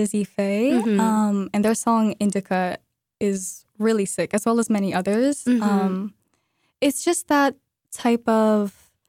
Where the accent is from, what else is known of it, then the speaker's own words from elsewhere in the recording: Moscow, Russia; moved away as an adult; as you just said. And yeah, I am from Moscow, Russia, in my freshman year of college. I moved in with Bella.